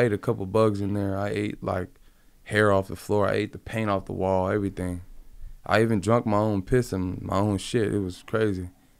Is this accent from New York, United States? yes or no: no; Compton, California, United States; He's from the same area that I grew up in Compton.